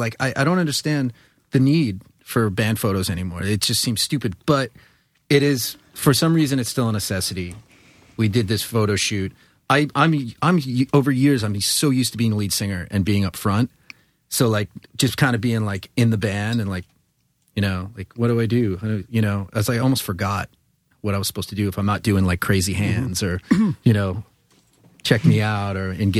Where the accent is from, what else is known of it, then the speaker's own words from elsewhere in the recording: Long Island, New York, United States; I'm from Long Island. Things come out of my mouth that are wrong.